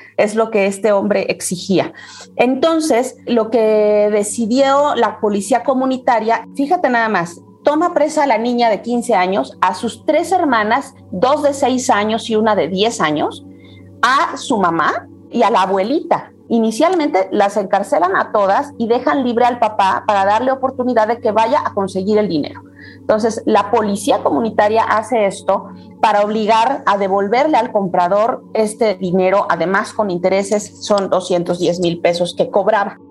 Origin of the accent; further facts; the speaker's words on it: Taxco de Alarcón, Guerrero, Mexico; also born or lived in Chilpancingo; Yo soy originaria de Tasco de Alarcón, pero curiosamente he vivido pues más de 20 años en Chilpancingo